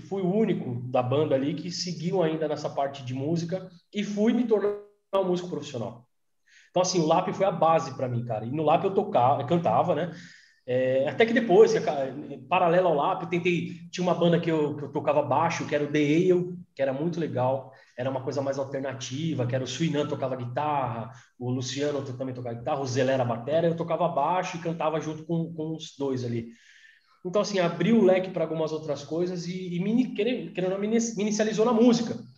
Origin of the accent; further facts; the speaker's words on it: Mauá, São Paulo, Brazil; also born or lived in Santo André; É, eu, sou de, morei em Santo André há muito tempo, mas eu sou de Mauá, né, cara? Sou de Mauá, sou do Zaira, inclusive estudou na mesma escola já.